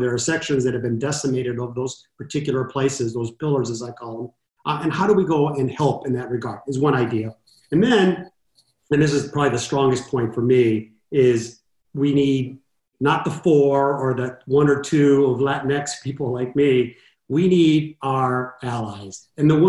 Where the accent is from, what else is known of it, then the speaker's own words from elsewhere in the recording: Los Angeles, California, United States; growing up in Southern California in East